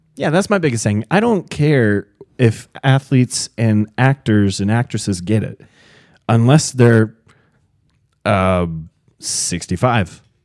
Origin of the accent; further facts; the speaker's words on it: near Rio Grande, Southern Ohio, United States; right next to my hometown is Rio Grande